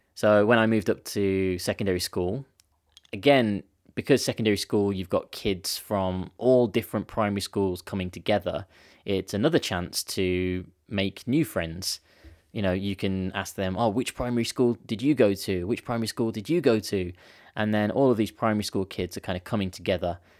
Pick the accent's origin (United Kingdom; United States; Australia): United Kingdom; as a British kid because I didn't understand the grade system. Because in the UK we've got this year system